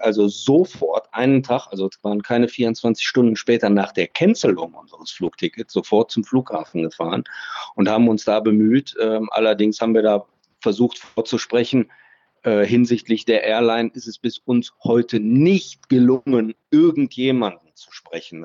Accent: Germany; Wir sind weit und breit als Deutsche die einzigen, die hier informiert werden

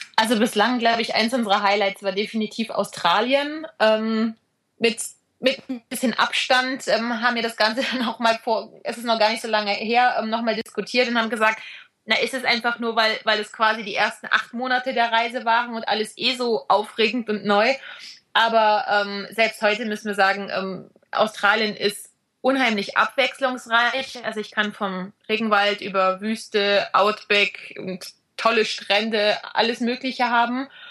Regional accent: Black Forest, Baden-Württemberg, Germany; moved away; also born or lived in Ostalb, east of Stuttgart; dass wir uns zu Hause immer noch im Schwarzwald fühlen

